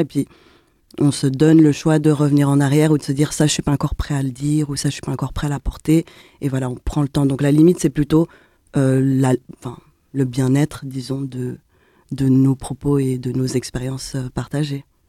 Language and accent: French; Geneva, Switzerland; On est de Genève